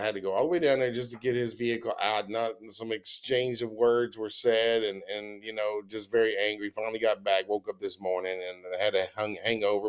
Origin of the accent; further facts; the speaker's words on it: Texas, United States; I'm born and raised in Texas